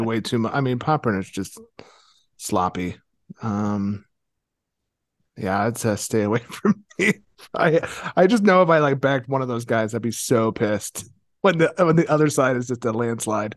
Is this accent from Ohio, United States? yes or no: yes; Ohio, United States; moved away; I'm from Ohio originally